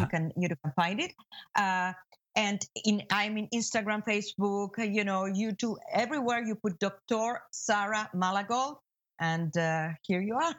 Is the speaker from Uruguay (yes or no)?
yes; Uruguay; also born or lived in Israel / Argentina / Miami, United States; now in United States; I was born in Uruguay